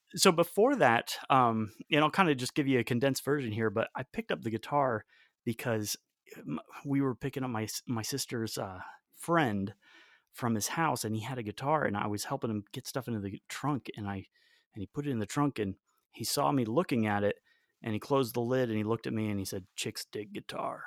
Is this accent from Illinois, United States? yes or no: no; Raleigh, North Carolina, United States; also born or lived in Belém, Brazil; I grew up in North Carolina, in Raleigh, North Carolina, which is, uh, where I live now